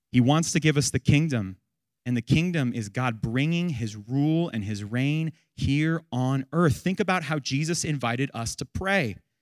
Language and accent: English; United States